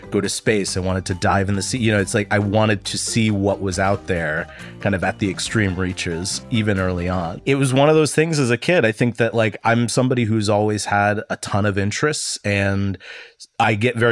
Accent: Northeast Ohio, United States; I grew up in Northeast Ohio in a small town that's directly between Cleveland and Youngstown, but really very rural

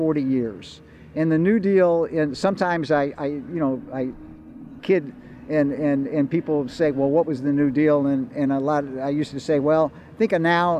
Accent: Berkeley, California, United States; Berkeley's story, you know, my hometown

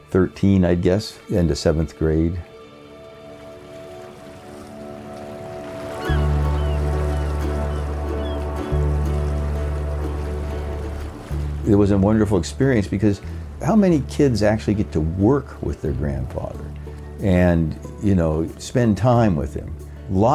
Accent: Seaside, Oregon, United States; also born or lived in Astoria, Oregon; I was born in Astoria, Oregon, and you know, my dad was actually in the Battle of the Bulge at the time I was born, and I grew up in a town about 15 miles away. That's, my mother went up there to have me at the hospital there, Seaside, Oregon

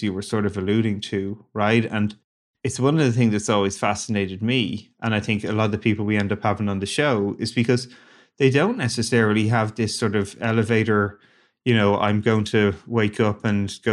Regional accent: Ireland; moved away; I grew up in Ireland, a small little country

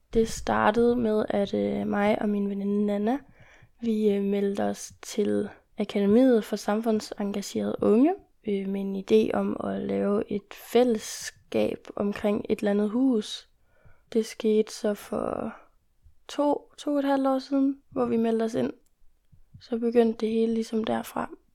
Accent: Jutland, Denmark; når vi kommer fra Jylland, fra en lidt mindre

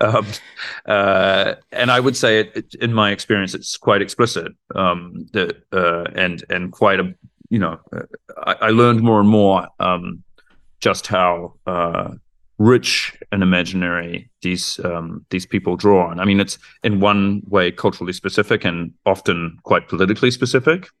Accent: New Zealand; moved away as an adult; also born or lived in Frankfurt, Germany; now in Germany; I grew up in New Zealand and I moved to Germany, where I now live and work, um, around 2007

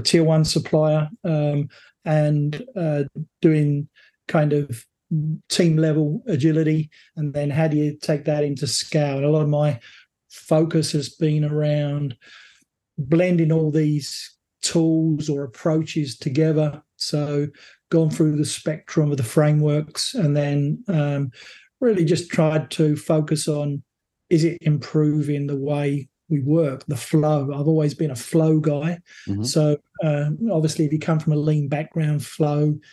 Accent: England, United Kingdom; moved away as an adult; also born or lived in South Africa / Australia; now in North America; I'm born in England, first of all. So I grew up in England

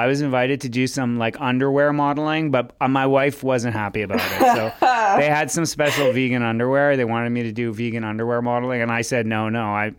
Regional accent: Montreal, Quebec, Canada; I'm from Montreal.

